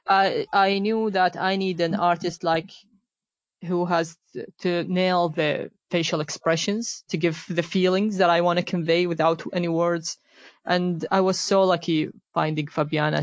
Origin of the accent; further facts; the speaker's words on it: Iraq; moved away; I grew up in Iraq